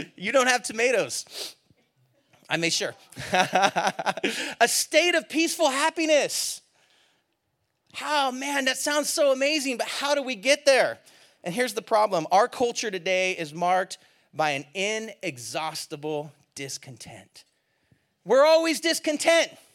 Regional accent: California, United States; I'm from California

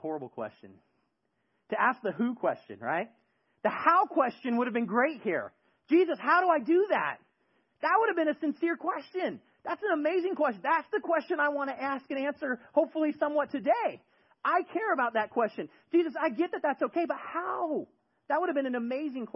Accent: the Bay Area, California, United States; moved away; In my neighborhood growing up in the Bay Area, we had a street

